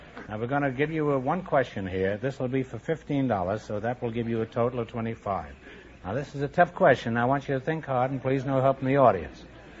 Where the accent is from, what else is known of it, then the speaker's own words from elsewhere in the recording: New York City, New York, United States; I used to live 93rd Street. I was born 78th Street in Third Avenue. Not over a saloon, though. I was born over a whisker chef, which is a bologna factory.